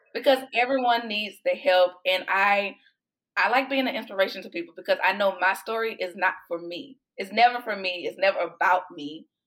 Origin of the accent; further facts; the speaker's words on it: Houston, Texas, United States; moved away as an adult; now in Austin, United States; I am originally from Houston, and I've been in Austin for about 14 years now.